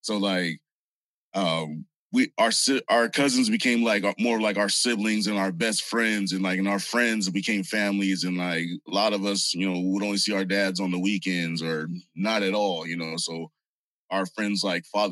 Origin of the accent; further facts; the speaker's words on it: San Bernardino, California, United States; also born or lived in Hollywood, California / Inglewood, California / Whittier, California; I grew up in San Bernardino